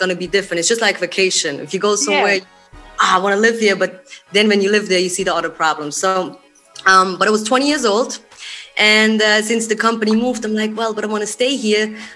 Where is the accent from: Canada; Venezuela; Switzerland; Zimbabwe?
Switzerland; Eastern Switzerland; English is a second language; now in Zurich, Switzerland; I'm just from the German part, which is called East Switzerland. But now I live in Zurich